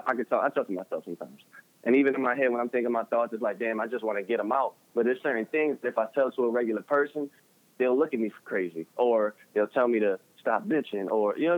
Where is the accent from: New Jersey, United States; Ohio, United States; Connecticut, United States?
New Jersey, United States; Elizabeth; also born or lived in Newark, New Jersey / Kearny, New Jersey / Nutley, New Jersey; I was born in Newark, New Jersey. And I was raised in Elizabeth, New Jersey.